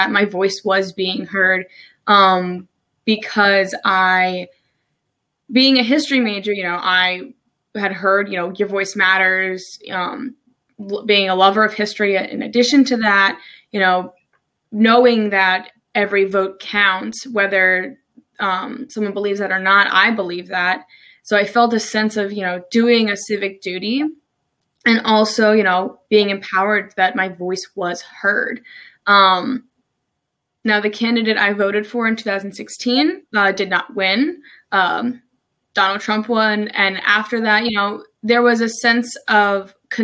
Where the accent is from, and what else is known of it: New Jersey, United States; moved away as an adult; now in Maryland, United States